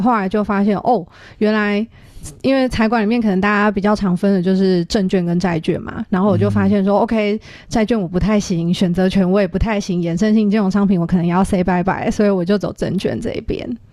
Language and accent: Chinese; Taiwan; 我自己真的是就是土生土长的台湾土鸡